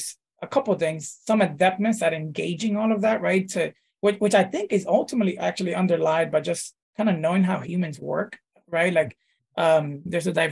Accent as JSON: {"language": "English", "town": "New York City", "region": "New York", "country": "United States", "tie": "born or raised there", "also_born_or_lived": "Dominican Republic", "said": "the majority of that have been here in New York City and grew up here in New York City ever since"}